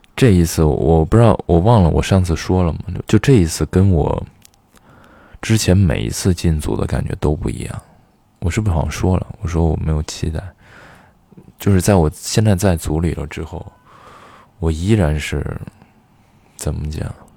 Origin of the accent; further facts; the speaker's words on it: Xi'an, Shaanxi, China; moved away; also born or lived in Beijing; 小的时候在西安老是跟人说干洗，干洗